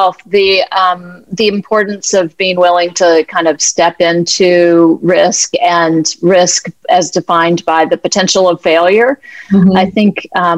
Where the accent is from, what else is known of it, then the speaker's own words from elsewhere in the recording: the American South, United States; I'm from the American South, a white privileged woman